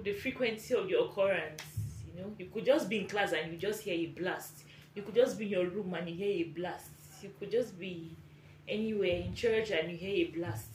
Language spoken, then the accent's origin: English; Borno, Nigeria; I'm from Borno State